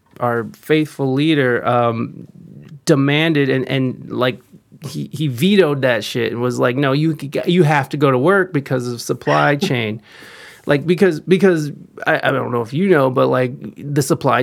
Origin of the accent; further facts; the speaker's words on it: United States; I am American AF